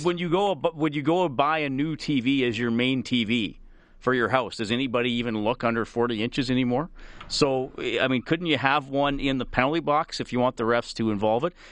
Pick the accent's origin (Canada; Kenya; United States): Canada; I'm Canadian